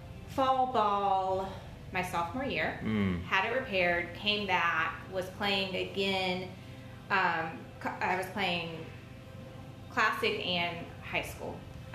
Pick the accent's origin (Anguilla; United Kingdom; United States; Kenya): United States; Greensboro, North Carolina; moved away as an adult; also born or lived in Wilmington, North Carolina; now in Greenville, United States; I'm from Greensboro, North Carolina.